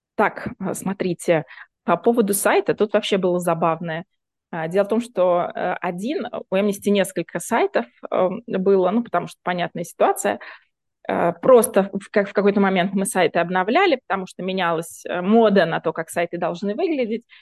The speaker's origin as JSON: {"language": "Russian", "town": "Voronezh", "region": "Voronezh Oblast", "country": "Russia", "said": "я из Воронежа, Воронеж это место, где люди, в принципе, нормально знают украинский язык, потому что, в принципе, мы соседи"}